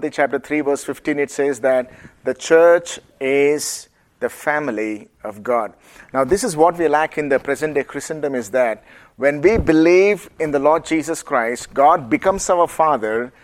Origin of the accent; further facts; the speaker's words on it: India; accent: Indian; my Indian accent